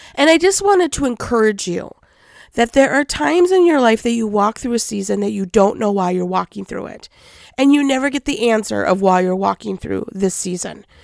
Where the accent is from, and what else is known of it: Minnesota, United States